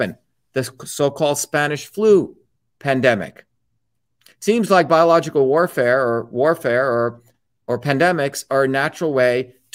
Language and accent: English; India; moved away; I grew up in India